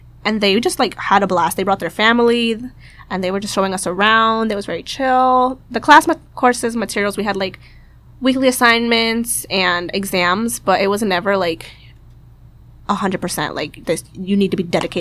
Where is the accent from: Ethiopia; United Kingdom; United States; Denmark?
United States; Boston, Massachusetts; I'm from the Boston area, born and raised, but my family's from El Salvador